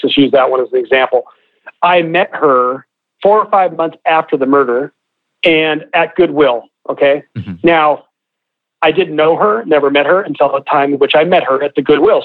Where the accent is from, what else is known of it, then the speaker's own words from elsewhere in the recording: Oregon, United States; I'm from Oregon